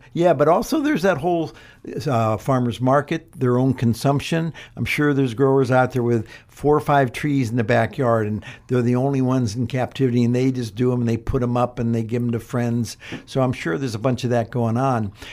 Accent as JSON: {"language": "English", "region": "Ohio", "country": "United States", "moved": "yes", "said": "I'm from Ohio"}